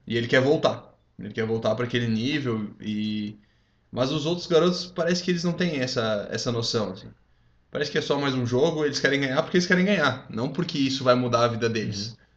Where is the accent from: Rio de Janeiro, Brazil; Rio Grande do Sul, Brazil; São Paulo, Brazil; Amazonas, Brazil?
Rio Grande do Sul, Brazil; moved away; eu fui ter é. contato com isso quando eu saí do Rio Grande do Sul, porque, mano, pra gente no Rio Grande do Sul isso não é comum